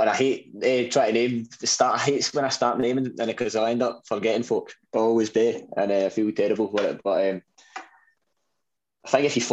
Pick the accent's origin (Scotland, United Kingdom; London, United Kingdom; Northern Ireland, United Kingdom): Scotland, United Kingdom; being Scottish